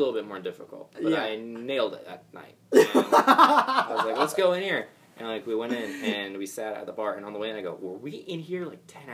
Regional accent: the South, United States; I grew up in the South

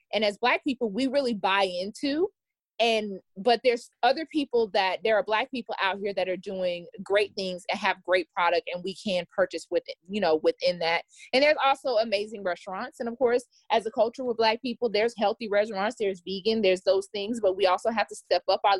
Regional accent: Stone Mountain, Georgia, United States; also born or lived in Atlanta; I'm born and raised here in Atlanta. I grew up in Stone Mountain, which is a predominantly Black neighborhood

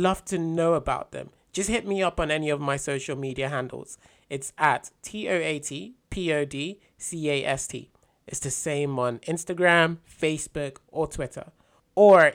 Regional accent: United Kingdom; as a British or European, well, not a member of the EU

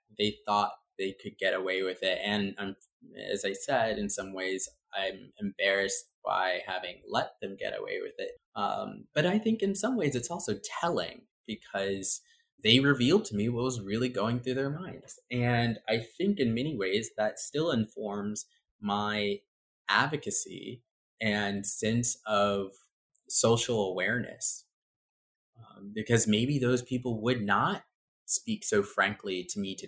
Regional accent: Nashville, Tennessee, United States; also born or lived in New Haven, Connecticut / Baltimore, Maryland; now in New York City, United States; I was born in New Haven, Connecticut, and then we moved to Baltimore, and I stayed there until I was 8. Eventually, we moved to Nashville, and that was a culture shock and a half. That was an interesting environment

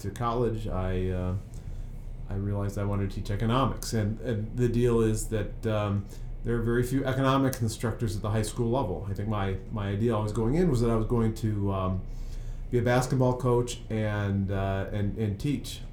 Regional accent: Peoria, Illinois, United States; now in Washington, D.C., United States; I'm from Peoria, Illinois

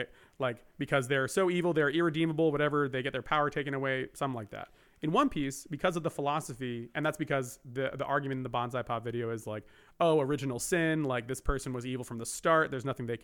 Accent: New Jersey, United States; also born or lived in Japan; now in California, United States; I live in California. I grew up in Jersey.

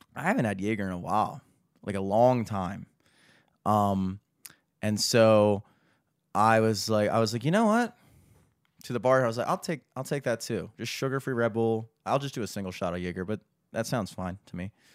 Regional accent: United States; as an American

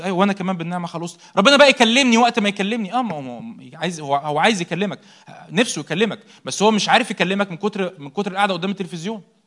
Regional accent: Egypt; احنا مصريين

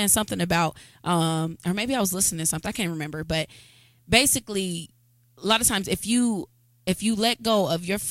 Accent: Muncie, Indiana, United States; I've always lived in Muncie. I've born and raised in Muncie

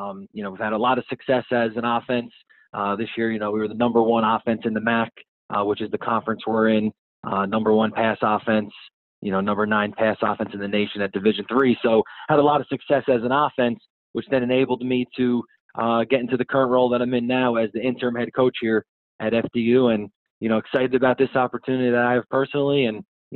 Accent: Yonkers, New York, United States; also born or lived in Germany; now in Madison, United States; born and raised in Yonkers, New York, which is also just outside New York City

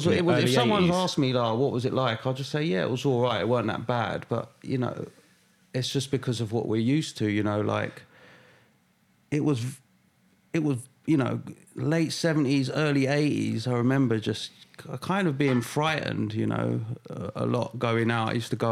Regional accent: London, United Kingdom; So originally West London.

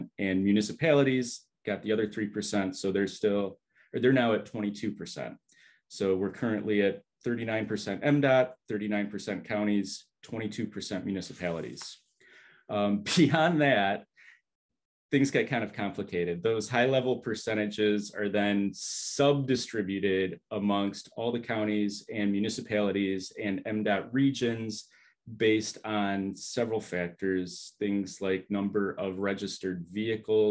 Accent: Southfield, Michigan, United States; I grew up in Southfield in the late 80s, early 90s

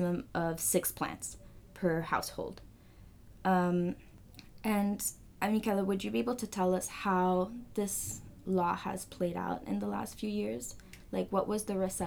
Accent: Canada; I'm from Chile, second generation. My parents are from there, but I'm born and raised here

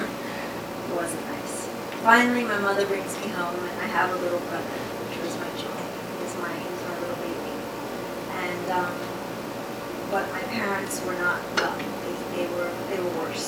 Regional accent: New York City, New York, United States; I grew up in the South Bronx.

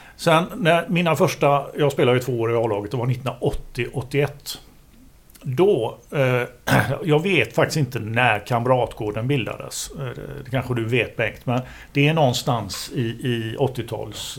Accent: Gothenburg, Västra Götaland, Sweden; jag är göteborgare

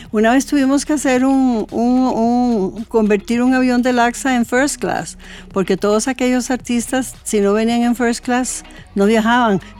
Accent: Costa Rica; nosotros como costarricenses

